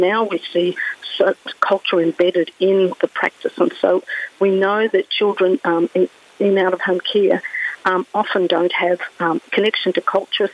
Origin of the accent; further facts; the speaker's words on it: Victoria, Australia; I come from Victoria